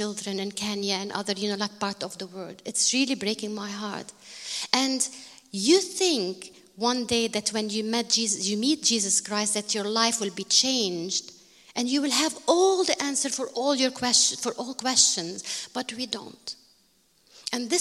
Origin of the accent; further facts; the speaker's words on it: Bekaa, Beqaa, Lebanon; I am from Bekaa.